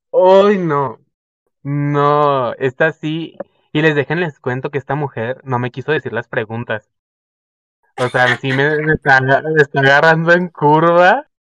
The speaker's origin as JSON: {"language": "Spanish", "town": "Zapopan", "region": "Jalisco", "country": "Mexico", "said": "soy de Guadalajara, Jalisco, México, especialmente de Zapopan"}